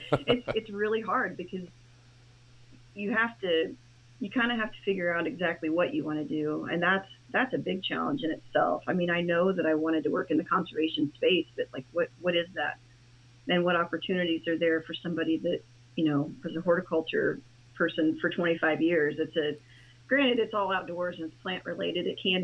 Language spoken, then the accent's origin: English; Indiana, United States; Well, I'm from Indiana, and I worked in horticulture for 25 years